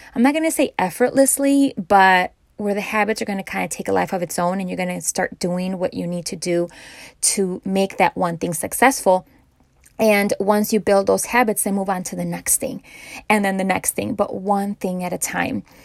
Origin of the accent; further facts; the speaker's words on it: Chicago, Illinois, United States; I'm from Chicago